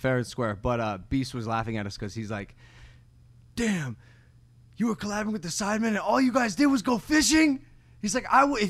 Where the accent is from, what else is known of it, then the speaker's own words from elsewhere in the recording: Ohio, United States; I'm from Ohio.